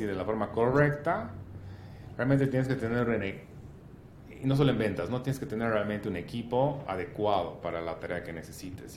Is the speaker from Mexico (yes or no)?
no; Bolivia; como bolivianos